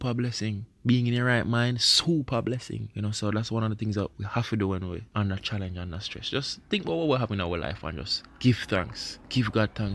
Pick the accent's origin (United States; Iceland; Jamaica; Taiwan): Jamaica; first language Jamaican Patois; that is my native language